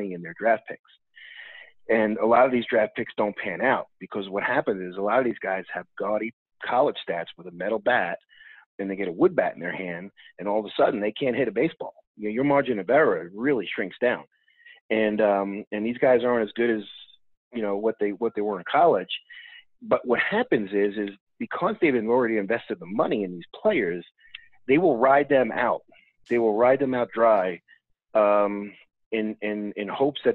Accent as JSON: {"language": "English", "region": "New York", "country": "United States", "said": "being a New Yorker"}